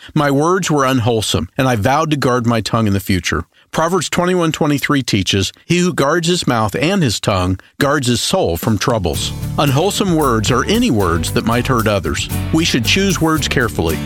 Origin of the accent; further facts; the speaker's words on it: United States; as an American